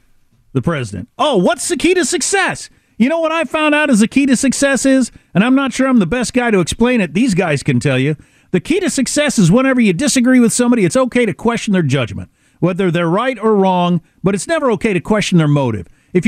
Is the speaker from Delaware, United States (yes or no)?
yes; Claymont, Delaware, United States; also born or lived in Scranton, United States; By the way, I was raised in a little town called Claymont, Delaware, when we moved from Scranton, Pennsylvania. And Claymont, Delaware was an old steel town.